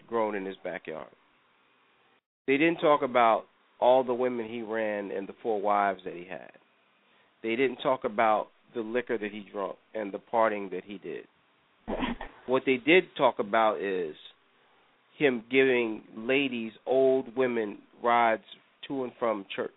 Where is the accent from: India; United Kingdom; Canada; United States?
United States; New York; Growing up in New York, neither one of my parents went to church.